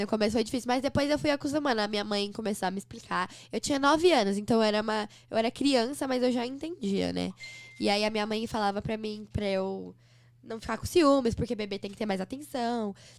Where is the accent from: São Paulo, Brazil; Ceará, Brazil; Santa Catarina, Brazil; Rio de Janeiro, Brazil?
São Paulo, Brazil; Em São Paulo, sou de São Paulo. Nasci aqui no, na Vila Mariana